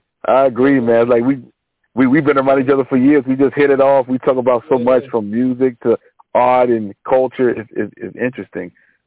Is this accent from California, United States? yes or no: no; Richmond, Virginia, United States; was born and raised in Richmond, Virginia